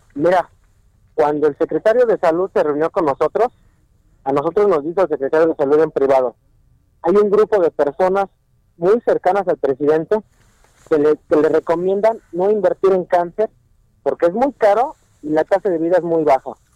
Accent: Mexico; nosotros tenemos como mexicanos

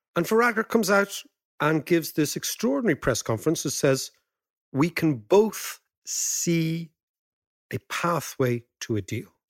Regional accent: Ireland; as Irish people

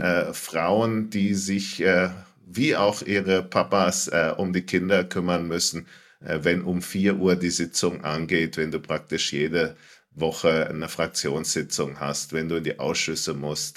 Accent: Franconia, Bavaria, Germany; als äh, Franke

